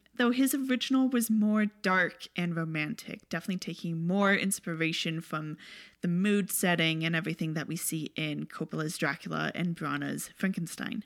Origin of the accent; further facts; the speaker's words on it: Canada; as Canadians